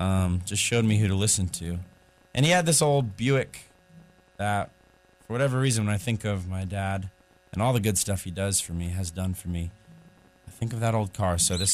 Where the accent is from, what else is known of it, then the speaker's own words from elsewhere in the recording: California, United States; moved away as an adult; now in Nashville, United States; I grew up in California with two great parents